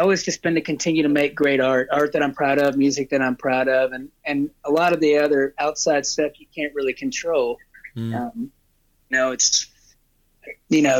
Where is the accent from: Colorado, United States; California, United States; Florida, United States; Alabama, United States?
Alabama, United States; moved away as an adult; also born or lived in Los Angeles; now in Nashville, United States; I'm from Alabama